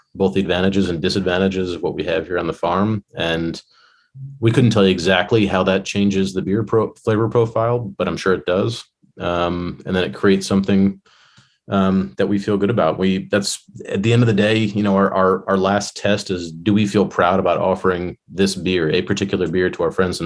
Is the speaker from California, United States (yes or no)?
no; Illinois, United States; now in Virginia, United States; I grew up in Illinois